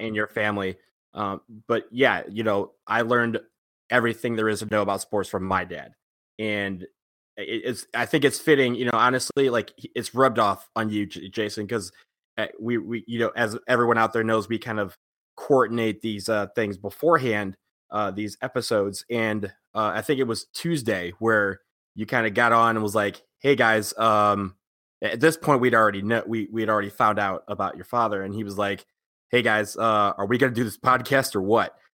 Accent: Detroit, Michigan, United States; moved away; in my hometown

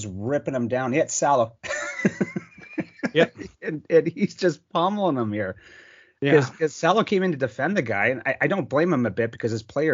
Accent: Sault Ste. Marie, Ontario, Canada; I grew up in Sault Ste. Marie, Ontario

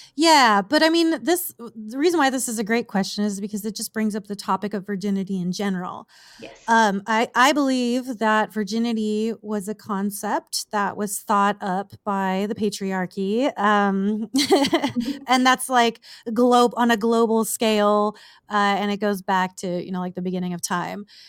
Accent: southern California, United States; moved away as an adult; now in Las Vegas, United States; i have grown up and spent my entire life just about like in the the desert of southern california

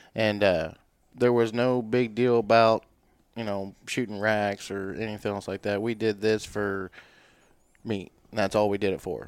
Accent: Warrensburg, Missouri, United States; born and raised in Warrensburg, Missouri

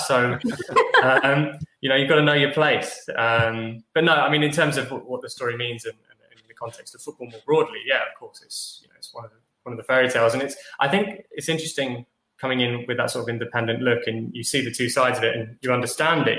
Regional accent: London, United Kingdom; also born or lived in Nottingham; I grew up in London, spent some time in Nottingham, came to London

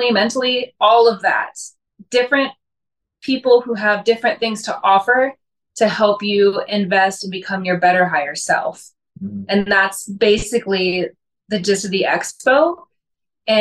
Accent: St. Louis, Missouri, United States; I am from St. Louis, Missouri.

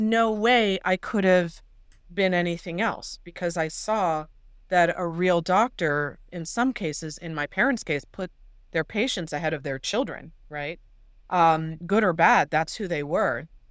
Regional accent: Los Angeles, California, United States; I'm from the San Fernando Valley in Los Angeles, which is enormous.

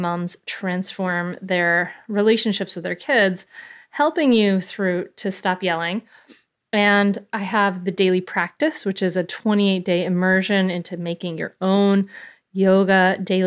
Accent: Bristol, Rhode Island, United States; I grew up in a little town called Bristol, Rhode Island.

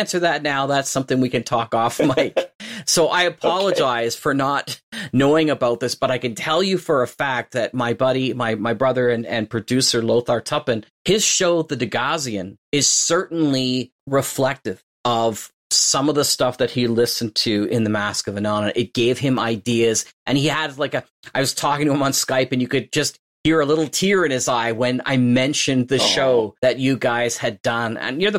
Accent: Fergus, Ontario, Canada; Even though he settled in my hometown of Fergus.

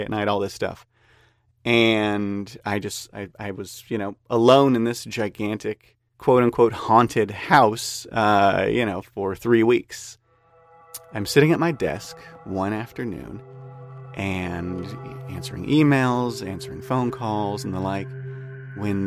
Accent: Whittier, California, United States; I'm from Whittier, California.

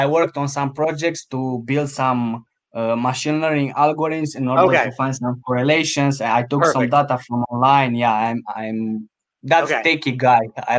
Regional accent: Romania; moved away as an adult; now in Copenhagen, Denmark; So I'm from Romania.

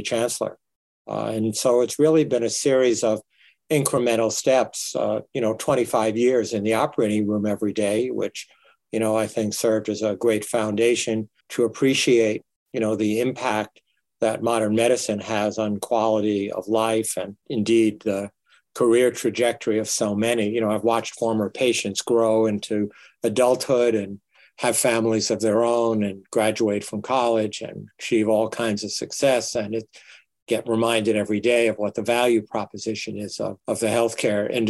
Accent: New York, United States; moved away as an adult; also born or lived in Toledo; now in Nebraska, United States; I grew up in the inner city of New York

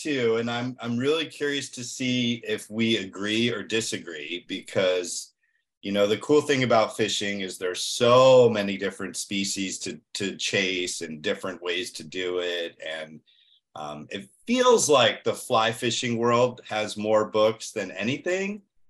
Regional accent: Northeast, United States; now in Florida, United States; So, you know, I grew up in the Northeast and I now live in Florida, and I've been here for 20 years, which is just crazy.

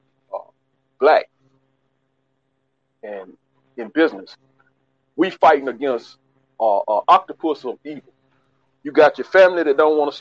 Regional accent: United States; I was raised in America, born in America

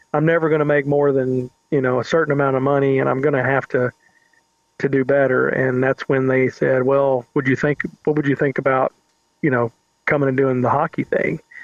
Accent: Shelbyville, Kentucky, United States; accent: southern; moved away as an adult; also born or lived in Lexington, Kentucky / Phoenix, Arizona; now in Huntsville, United States; I grew up in just outside of Louisville in a, town called Shelbyville, Kentucky

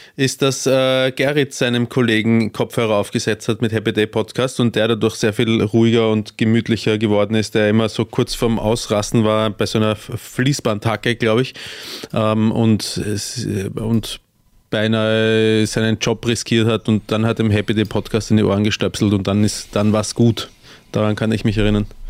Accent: Austria; als Österreicher

